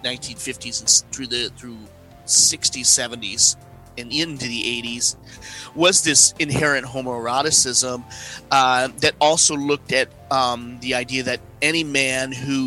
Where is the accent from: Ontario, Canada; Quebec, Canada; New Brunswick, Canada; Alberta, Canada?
Alberta, Canada; Edmonton; now in Toronto, Canada; I grew up in Alberta, in Edmonton, on pro wrestling